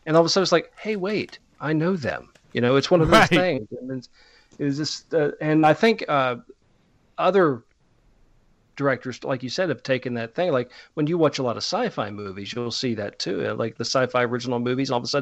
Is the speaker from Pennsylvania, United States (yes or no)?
yes; Pittsburgh, Pennsylvania, United States; moved away; I'm originally from up around Pittsburgh